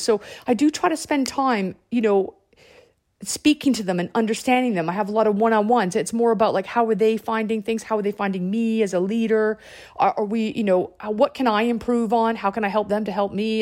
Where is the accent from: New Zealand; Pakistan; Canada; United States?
Canada; moved away; I'm Canadian